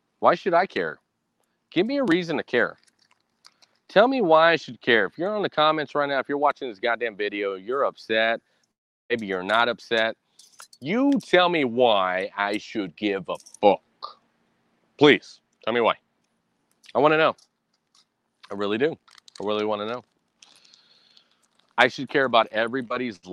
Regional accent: United States; I am a Hispanic man in America.

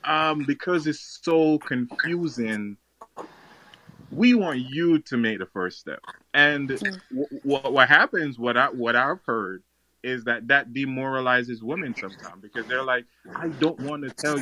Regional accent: Jamaica; I'm Jamaican, so Caribbean.

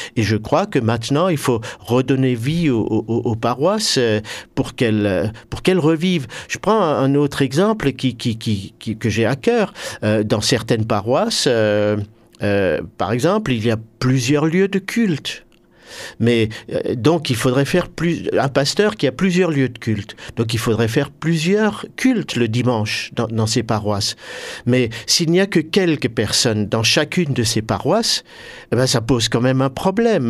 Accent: Hœrdt, Grand Est, France; je suis originaire de Heurte

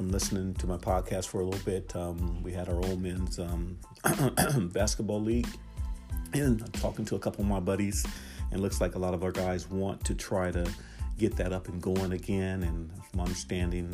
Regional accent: Portland, Oregon, United States; I'm from Portland, Oregon. That's where I was born and raised

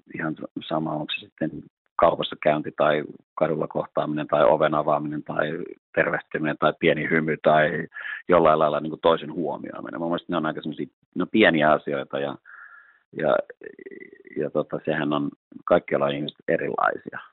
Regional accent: Helsinki, Uusimaa, Finland; Mä oon itse Lauttasaaresta kotosi ja kävin täällä koulut

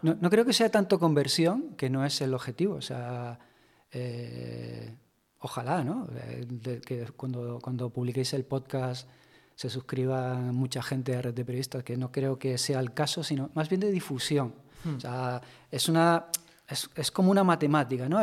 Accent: Tenerife, Canary Islands, Spain; moved away; also born or lived in Madrid; en mi tierra, Tenerife

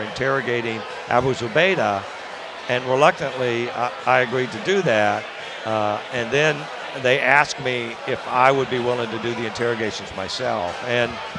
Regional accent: Tampa, Florida, United States; born or raised there; moved away as an adult

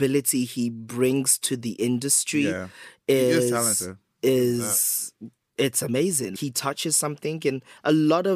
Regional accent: United Kingdom; also born or lived in Lagos, Nigeria; I was born and raised here

